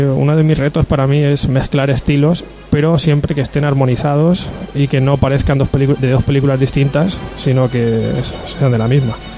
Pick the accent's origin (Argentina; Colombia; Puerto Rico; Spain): Spain; Agost, Valencian Community; soy de agosto